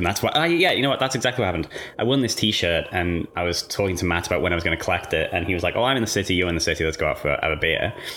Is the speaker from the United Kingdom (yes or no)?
yes; England, United Kingdom; moved away as an adult; now in Australia; I grew up in England and moved here like 5 or 6 years ago.